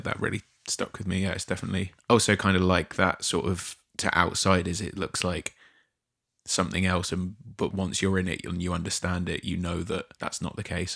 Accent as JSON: {"language": "English", "town": "Poole", "region": "South West England", "country": "United Kingdom", "tie": "born or raised there", "moved": "yes", "lives_now": "Brighton, United Kingdom", "said": "I grew up on the south coast, but in a different part of the south coast. So I was born in Poole, which is a small small town just outside of Bournemouth"}